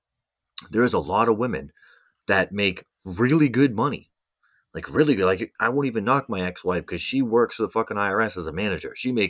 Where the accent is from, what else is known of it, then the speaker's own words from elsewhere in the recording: Mississippi, United States; Michigan, Mississippi. I'm from Mississippi.